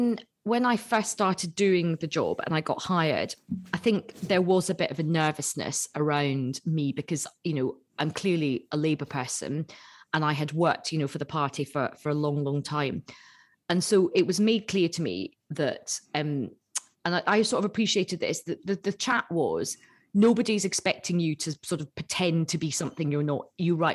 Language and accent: English; Assam, India; Yeah. I'm actually from Assam.